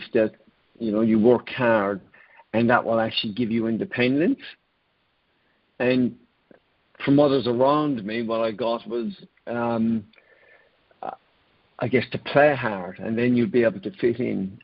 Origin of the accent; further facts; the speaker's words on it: Ireland; I grew up in Ireland